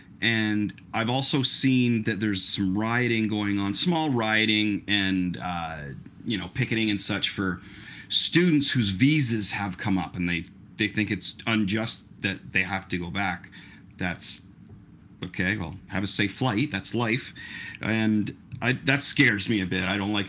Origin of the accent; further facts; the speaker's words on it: Ontario, Canada; I was being a Canadian, and I live in Ontario.